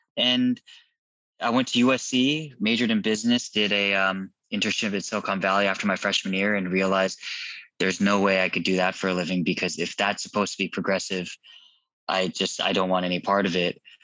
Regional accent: Irvine, California, United States; also born or lived in Garden Grove, California / Chula Vista, California; I was born in 81 in Garden Grove. Uh, we spent most of my childhood in, most of my life in Irvine, except for uh, a few years in Chula Vista, San Diego

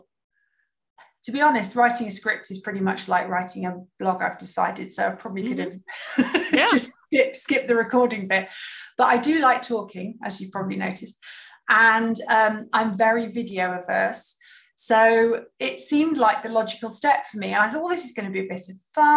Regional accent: United Kingdom; now in Germany; I'm sitting here in Germany as a Brit

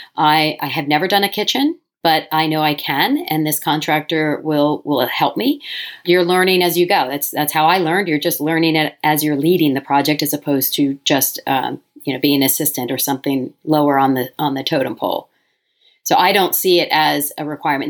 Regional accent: Delaware, United States; moved away as an adult; also born or lived in New York City; I moved back to my home state of Delaware

